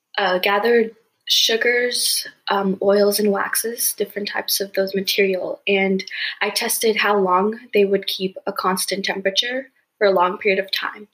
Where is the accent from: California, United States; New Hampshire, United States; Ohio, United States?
California, United States; Bay Area; also born or lived in Idaho / Bangalore, India; they moved here after they got married to Idaho, and that's where I was born. And 3 years after that, I moved to California. And for third and fourth grade, I actually moved to Bangalore